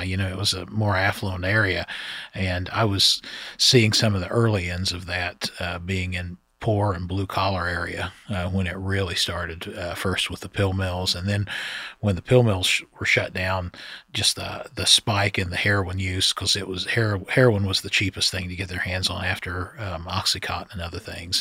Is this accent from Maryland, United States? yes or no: no; Scioto County, Ohio, United States; I grew up in Sauda County, Ohio